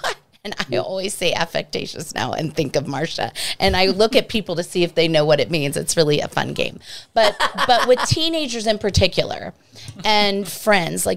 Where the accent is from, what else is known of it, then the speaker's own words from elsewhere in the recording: East Coast, United States; moved away; I'm from the East Coast